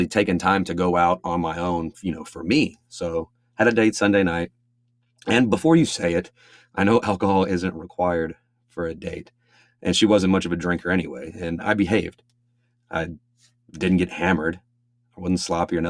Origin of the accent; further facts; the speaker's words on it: Angleton, Texas, United States; now in Houston, United States; I was living in my hometown of Angleton.